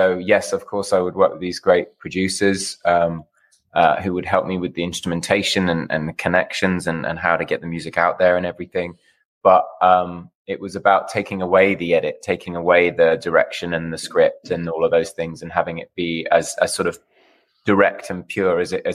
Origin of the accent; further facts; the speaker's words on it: United Kingdom; now in Los Angeles, United States; I'm a Brit